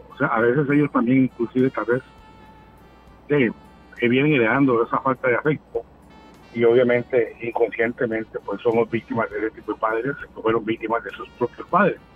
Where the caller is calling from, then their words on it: Tibás, San José, Costa Rica; Hola, hola … de Tibás, ¿cómo está?